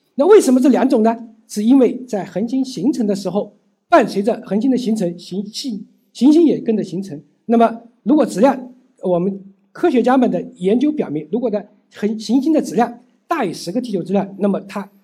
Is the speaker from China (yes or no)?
yes; China; 我们中国人